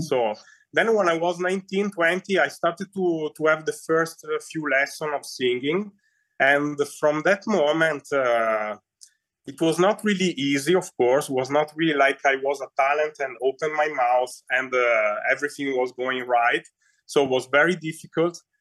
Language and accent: English; Verona, Veneto, Italy; English is a second language; I'm from Verona, the north of mm-hmm. Italy